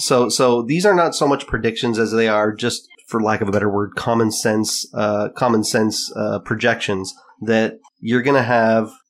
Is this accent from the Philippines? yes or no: no; Canada; as a Canadian